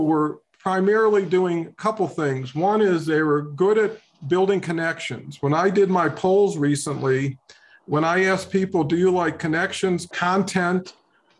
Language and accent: English; Detroit, Michigan, United States; grew up in Detroit under kind of a challenging circumstances